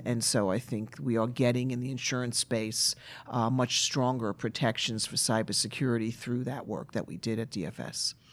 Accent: New York City, New York, United States; I grew up in Brooklyn, New York.

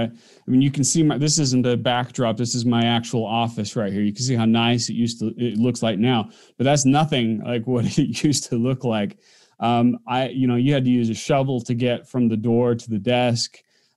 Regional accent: Orem, Utah, United States; I grew up in Orm, Utah, which is right in the backyard of Provo where he lived.

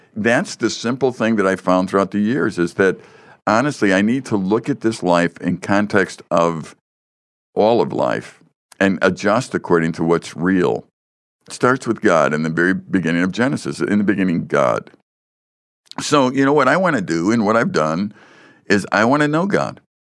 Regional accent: Chicago, Illinois, United States; I grew up in, uh, the Chicago area

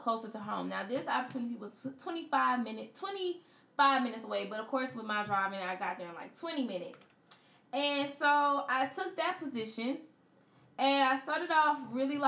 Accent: Florence, South Carolina, United States; my hometown of Florence

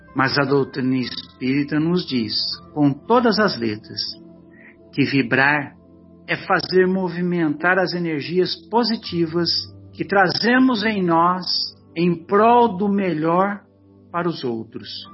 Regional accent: São José do Rio Pardo, São Paulo, Brazil; é a nossa cidade

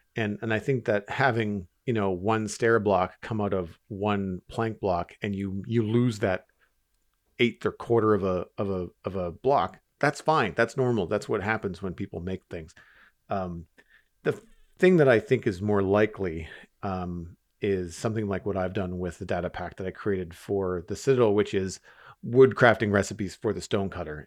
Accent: Canada; As a Canadian

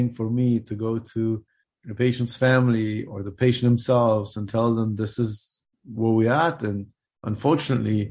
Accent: Germany; moved away as an adult; also born or lived in Afghanistan / Switzerland; now in Louisville, United States; I moved to Germany when I was 6 years old. That's where I grew up and did my medical school

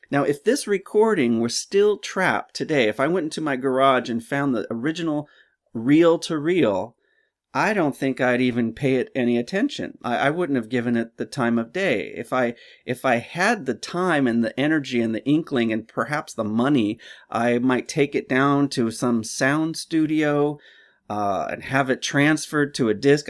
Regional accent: Simi Valley, California, United States; I grew up in Simi Valley

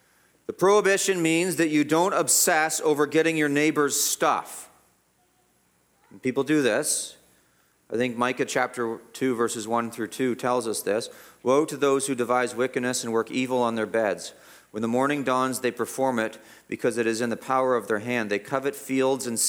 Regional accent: Guelph, Ontario, Canada; I grew up in Guelph, the whole city was our playground

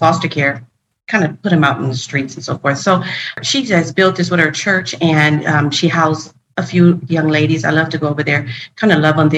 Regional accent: Oakland, California, United States; moved away; also born or lived in Colorado Springs / Phoenix; Growing up where I grew up in Oakland, I saw things.

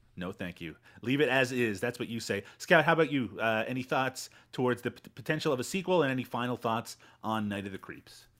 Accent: Canada; I have a direct connection to being Canadian

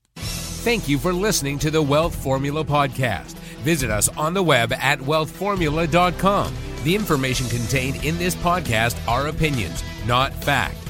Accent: Chicago, Illinois, United States; now in California, United States; I'm from Chicago. You know, I, I moved uh, moved to California from Chicago

